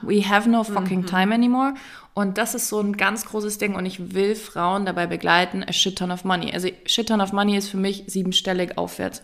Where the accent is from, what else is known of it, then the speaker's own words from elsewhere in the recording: East Germany, Germany; Ich bin ein DDR-Ostkind